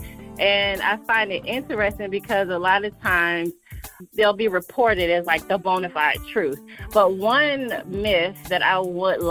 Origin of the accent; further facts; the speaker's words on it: Atlanta, Georgia, United States; I'm from Atlanta, Georgia. I like to say I'm a true Georgia peach.